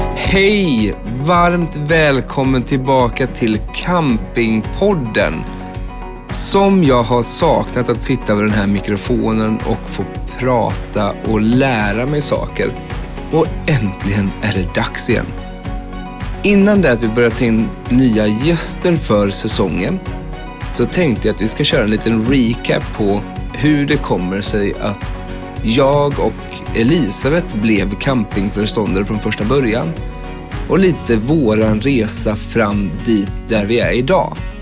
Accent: Vimmerby, Kalmar County, Sweden; moved away as an adult; also born or lived in Mölndal

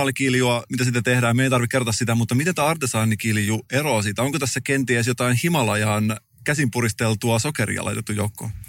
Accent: Salo, Southwest Finland, Finland; mä oon itse elän Salon kaduilla

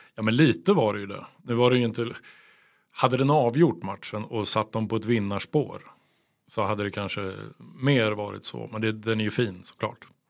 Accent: Örebro, Örebro County, Sweden; som örebroare

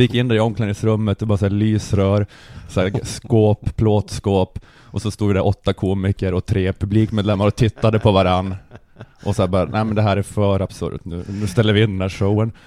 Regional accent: Luleå, Norrbotten County, Sweden; jag är uppvuxen i Luleå

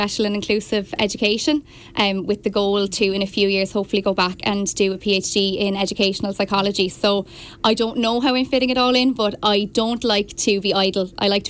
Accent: Killegney, Leinster, Ireland; also born or lived in Wexford Town; now in Wexford, Ireland; I'm originally from Killegney near Clonroe.

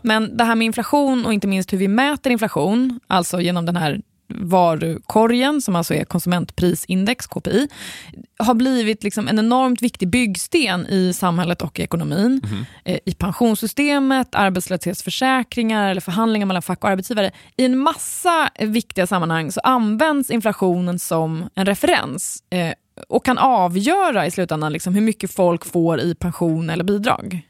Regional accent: Sweden; vi svenskar

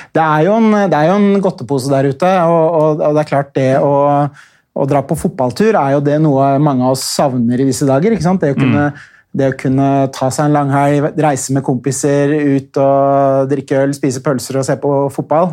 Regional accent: Oslo, Norway; da jeg vokste opp på Vålinga i Oslo på 80-tallet

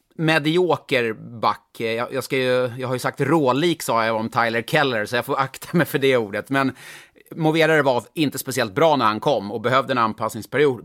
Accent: Stockholm, Stockholm County, Sweden; jag är stockholmare från början

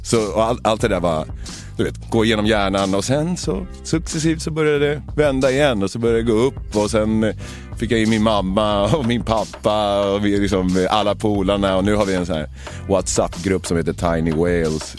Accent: Sweden; moved away as an adult; also born or lived in Los Angeles, United States; Jag hade börjat trolla hemma i Sverige

